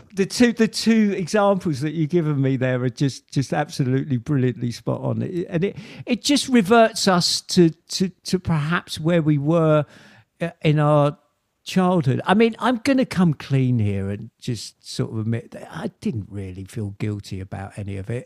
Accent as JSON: {"language": "English", "town": "Kingston upon Thames", "region": "London", "country": "United Kingdom", "tie": "born or raised there", "said": "throughout the 70s i was growing up in Kingston"}